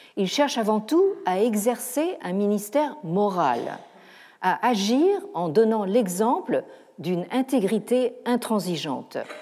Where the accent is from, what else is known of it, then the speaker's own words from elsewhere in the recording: France; chez nous, en France